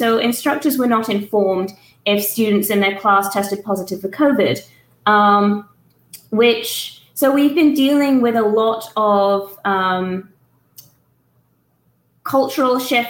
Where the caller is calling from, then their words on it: Tuscaloosa, Alabama, United States; Okay, I am calling in from the University of Alabama at Tuscaloosa.